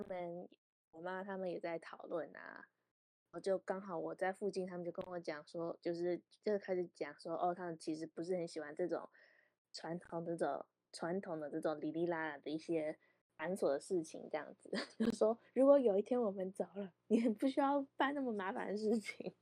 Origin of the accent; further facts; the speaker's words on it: Vancouver, British Columbia, Canada; also born or lived in Taiwan; 我跟我哥在国外长大